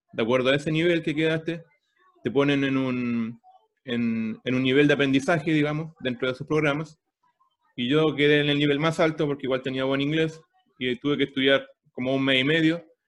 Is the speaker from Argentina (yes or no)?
no; Chile; moved away as an adult; now in Toronto, Canada; yo era profesor de inglés en Chile, eh, trabajé dos años de profesor de inglés